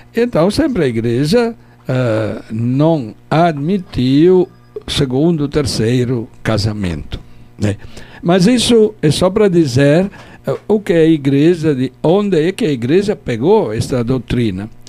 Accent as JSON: {"language": "Portuguese", "area": "Turin", "region": "Piedmont", "country": "Italy", "also_born_or_lived": "Palmares, Brazil / Pesqueira, Brazil", "accent": "Italian", "second_language": "Portuguese", "moved": "as an adult", "lives_now": "Caruaru, Brazil", "said": "eu sou lá da região do Piemonte, Turim, é grande"}